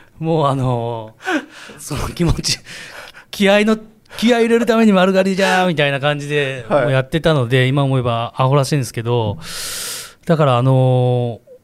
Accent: Kumamoto, Japan; also born or lived in Shizuoka; now in Osaka, Japan; 出身は熊本なんですけど、はい、えー、熊本で高校野球を経て

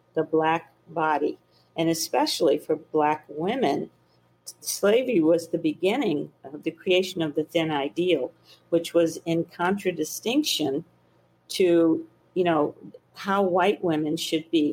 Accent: the South, United States; I grew up in the South, in the Jim Crow South

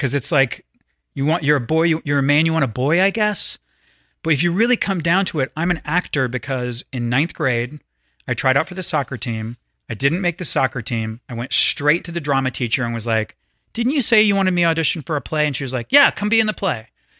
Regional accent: the South, United States; I want you to know I grew up in the South. I traveled the world.

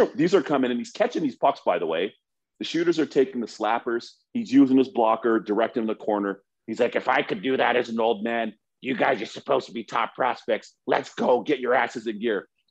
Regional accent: Toronto, Ontario, Canada; we grew up knowing Spotter in Toronto

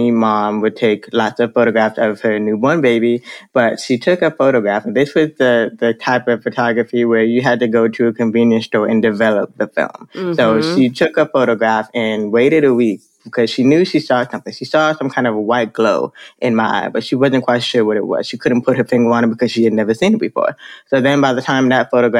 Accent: Miami, Florida, United States; now in Dallas, United States; I grew up in Miami, Florida. So I was born and just about raised in Miami, Florida

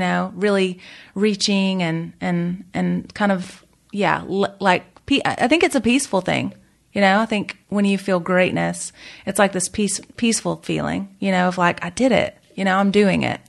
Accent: the South, United States; I'm from the South

